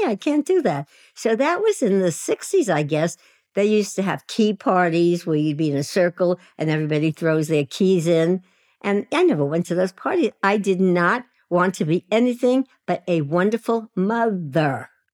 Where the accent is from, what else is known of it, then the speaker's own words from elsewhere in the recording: New York City, New York, United States; in Williamsburg, Brooklyn, which is now a very swanky, ge-, gentrified neighborhood. But when I was there, it was a low-income housing project where all immigrants lived, and my parents were immigrants, and that's where I lived, and that's where I grew up.